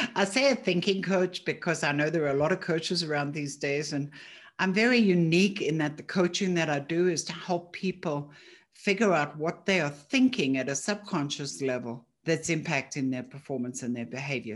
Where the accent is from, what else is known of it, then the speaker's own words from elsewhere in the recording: Johannesburg, Gauteng, South Africa; moved away; I'm originally from Johannesburg